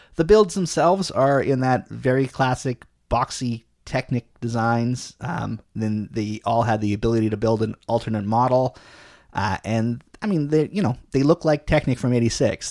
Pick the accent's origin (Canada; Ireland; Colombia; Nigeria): Canada; as a Canadian